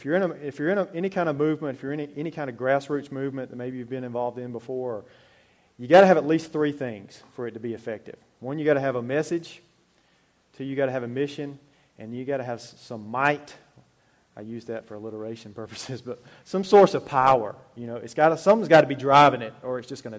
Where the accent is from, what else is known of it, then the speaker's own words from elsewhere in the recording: Alabama, United States; I grew up in Alabama, out in the country, really